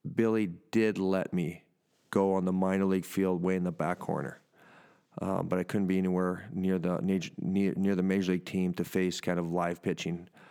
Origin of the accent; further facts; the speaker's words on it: Canada; moved away; my home country